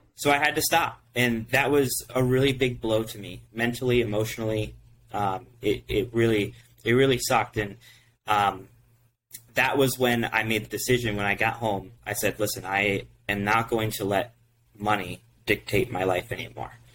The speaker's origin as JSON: {"language": "English", "region": "Ohio", "country": "United States", "said": "we're from Ohio"}